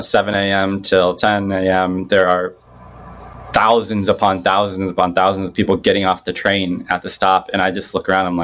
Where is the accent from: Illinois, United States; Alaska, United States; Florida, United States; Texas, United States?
Illinois, United States; Bloomington; I'm from like Bloomington Normal area